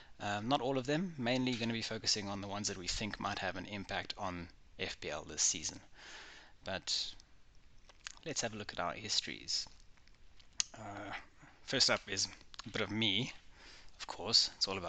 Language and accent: English; South Africa; I am obviously from South Africa. I don't sound very South African sometimes, but I do try when I have to.